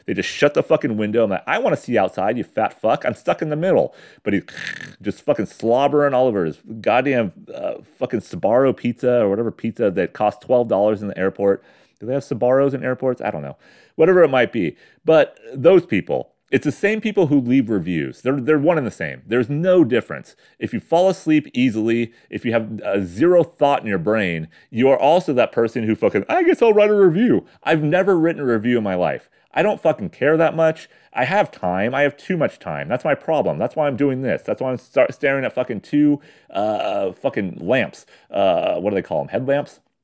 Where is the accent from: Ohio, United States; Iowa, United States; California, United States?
California, United States; San Diego County; I grew up in San Diego County